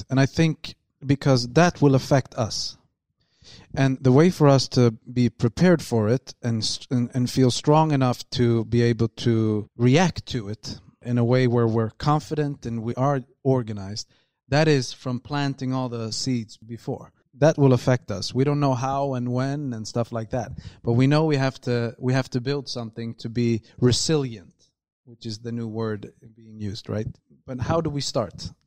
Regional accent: Malmö, Skåne, Sweden; we are from Malmö and we're building this, whatever we're building, but now we are here to help these guys out.

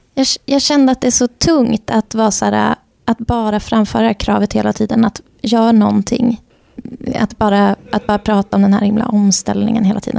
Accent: Värmland, Sweden; nu talar jag i mitt värmländska hjärta

